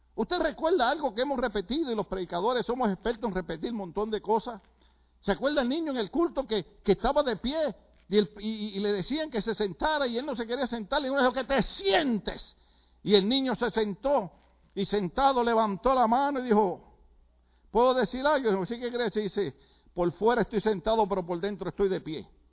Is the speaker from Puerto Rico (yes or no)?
yes; Puerto Rico; moved away; en Puerto Rico usted sabe que lo que nos gusta es la salsa